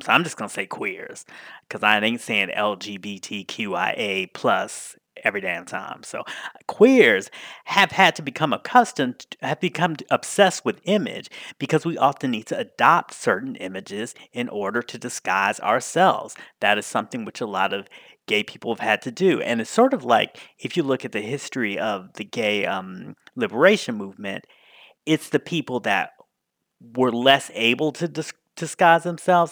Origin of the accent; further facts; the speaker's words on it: Washington, District of Columbia, United States; Gay Washington, D C, my hometown